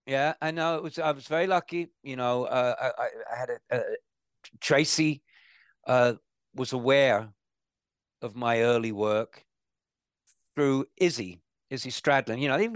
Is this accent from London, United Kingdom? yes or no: yes; London, United Kingdom; But it's a great place for a city boy like me, you know, growing up in Holland Park and Shepherd's Bush and London.